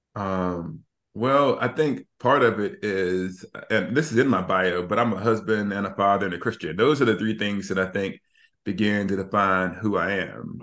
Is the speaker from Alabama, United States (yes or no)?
yes; Alabama, United States; we're from Alabama